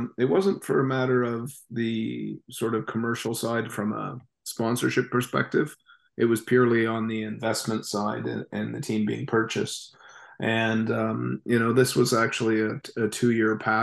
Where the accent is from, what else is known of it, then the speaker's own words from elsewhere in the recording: Canada; as a Canadian